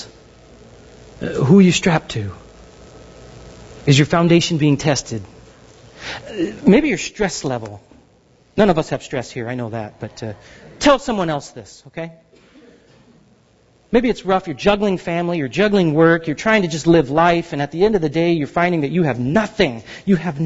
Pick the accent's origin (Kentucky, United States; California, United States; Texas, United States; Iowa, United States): California, United States; Southern; I grew up in Southern California